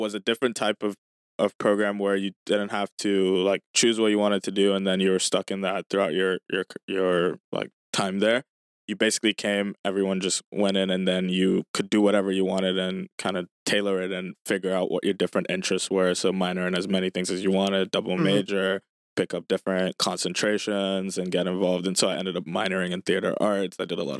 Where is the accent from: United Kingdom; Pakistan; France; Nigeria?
Nigeria; Lagos; Yeah, so I grew up in Lagos, Nigeria.